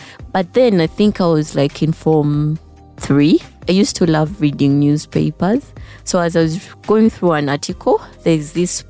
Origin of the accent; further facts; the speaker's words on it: Gayaza, Central Region, Uganda; I grew up from Gayaza.